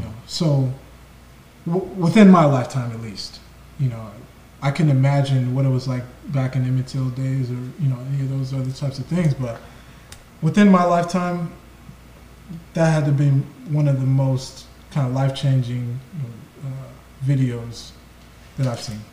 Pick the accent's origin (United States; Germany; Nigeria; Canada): Nigeria; Igbo land, Igboland; I'm from Nigeria, from you know, Ebo land